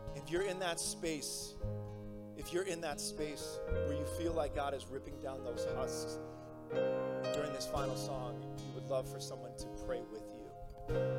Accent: Nebraska, United States; moved away; I'm from Nebraska

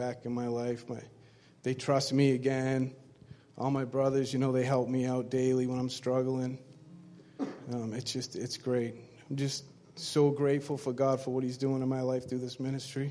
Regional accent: Brockton, Massachusetts, United States; I'm from Brockton, Mass. My life was, it was simple growing up

